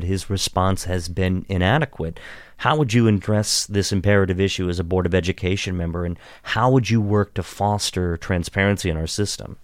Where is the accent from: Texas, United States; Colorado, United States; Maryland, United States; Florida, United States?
Maryland, United States; Washington County, Western; also born or lived in Pittsburgh, Pennsylvania; I grew up in Western Maryland in Washington County